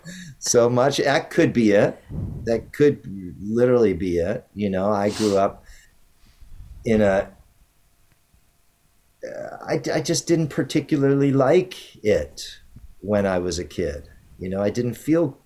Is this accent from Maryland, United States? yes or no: yes; Maryland, United States; now in California, United States; where I grew up on the East Coast in Maryland